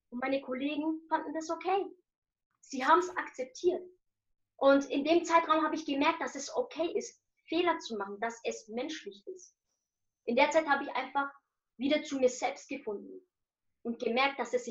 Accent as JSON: {"language": "German", "town": "Nuremberg", "region": "Bavaria", "country": "Germany", "tie": "born or raised there", "said": "Und äh, ich bin in Deutschland geboren, also genau hier in Nürnberg. Ich bin hier geboren und aufgewachsen."}